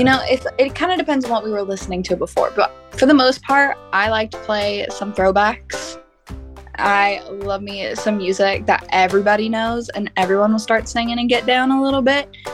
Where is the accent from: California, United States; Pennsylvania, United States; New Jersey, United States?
California, United States; Norco; I grew up in Norco, California. I was born and raised there